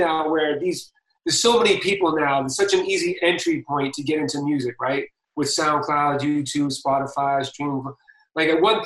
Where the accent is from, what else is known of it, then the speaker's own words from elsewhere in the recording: Boston, Massachusetts, United States; I'm from Boston